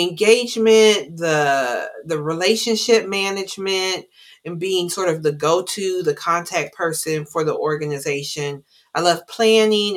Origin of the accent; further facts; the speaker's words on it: Columbus, Ohio, United States; Incredibly urban, born and raised in Columbus, Ohio, as urban as that gets